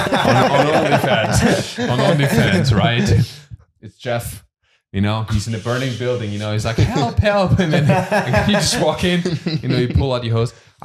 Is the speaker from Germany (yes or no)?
yes; Germany; moved away; I grew up in Germany